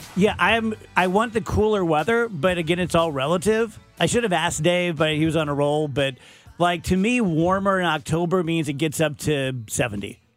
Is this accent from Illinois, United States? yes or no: yes; South Roxana, Illinois, United States; a little hooligan growing up in South Roxana